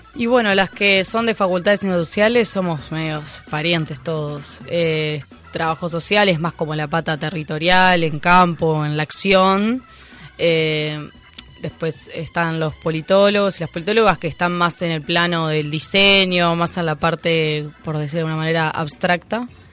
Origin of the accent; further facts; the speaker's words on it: Montevideo, Uruguay; soy montevideana